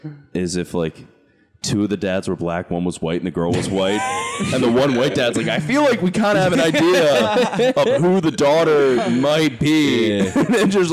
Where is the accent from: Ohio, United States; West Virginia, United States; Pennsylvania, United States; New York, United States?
Pennsylvania, United States; Philadelphia; I'm more from Philadelphia, so I don't know the area.